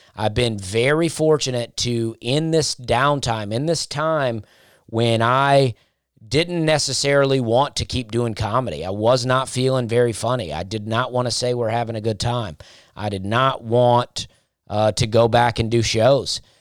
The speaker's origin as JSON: {"language": "English", "town": "Opelika", "region": "Alabama", "country": "United States", "tie": "born or raised there", "also_born_or_lived": "Charleston", "moved": "as an adult", "lives_now": "Nashville, United States", "said": "I grew up in Alabama"}